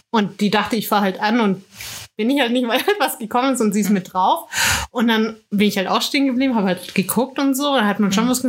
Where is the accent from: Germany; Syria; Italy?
Germany; Swabian Alb, Baden-Württemberg; Aber bei mir bist du ja direkt auf der Schwäbischen Alb. Und die Alb ist schon, ich nenne es mal weitläufig.